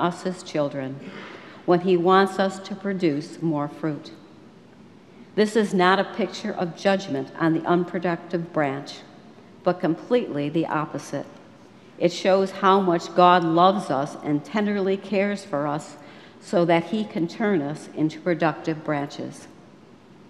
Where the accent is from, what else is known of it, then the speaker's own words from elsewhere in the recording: Western New York, United States; I grew up in Western New York